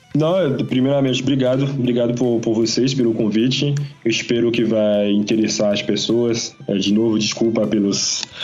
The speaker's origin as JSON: {"language": "Portuguese", "country": "Guadeloupe", "said": "eu sou de Guadalupe"}